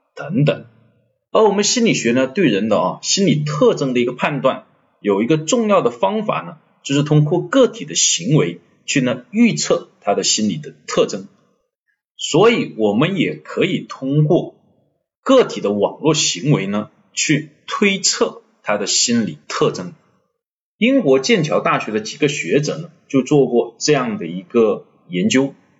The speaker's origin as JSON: {"language": "Chinese", "country": "China", "said": "我们中国人"}